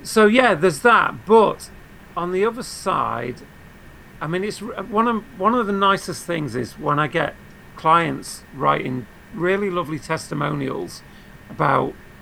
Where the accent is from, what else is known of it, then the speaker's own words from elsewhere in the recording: United Kingdom; I'm British